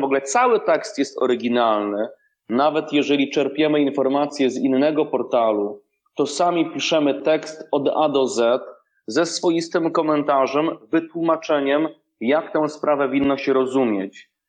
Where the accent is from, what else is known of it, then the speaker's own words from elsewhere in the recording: Rzeszów, Subcarpathian Voivodeship, Poland; w Rzeszowie moim rodzinnym